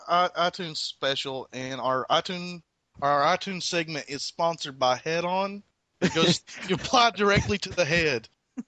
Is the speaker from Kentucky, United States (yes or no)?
yes; Kentucky, United States; And just because I'm from Kentucky, you gotta have that rooster jiggly shit that a rooster has on its throat